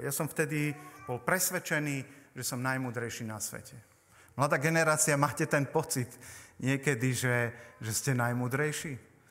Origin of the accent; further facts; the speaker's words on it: Poprad, Prešov Region, Slovakia; sme teda z Popradu s manželkou